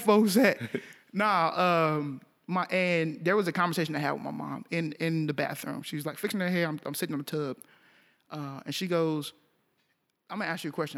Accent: Arlington, Texas, United States; I grew up in Arlington

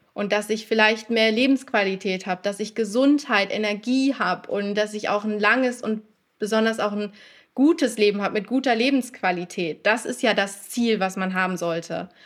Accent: North Rhine-Westphalia, Germany; ich komme aus NRW

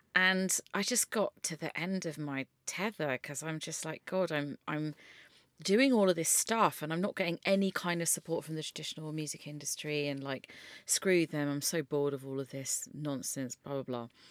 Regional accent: London, United Kingdom; I grew up in West London

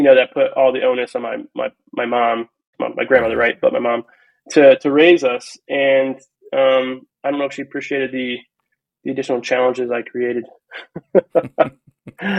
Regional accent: Ohio, United States; also born or lived in California / Kansas; we were raised in Ohio

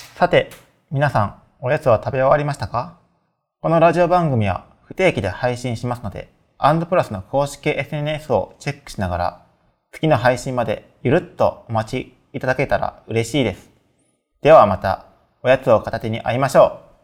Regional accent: Kyoto, Japan; now in Shizuoka, Japan; 僕はあの京都出身で

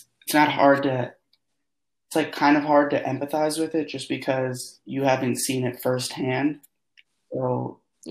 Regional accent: Alexandria, Virginia, United States; I'm from Virginia

